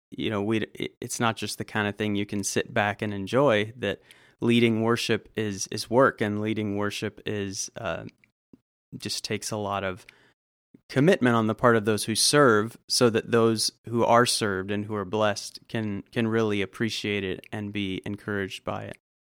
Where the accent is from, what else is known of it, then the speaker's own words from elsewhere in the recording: Southern California, United States; moved away as an adult; also born or lived in Fort Worth, Texas / Georgia; now in Woodstock, United States; I grew up in Southern California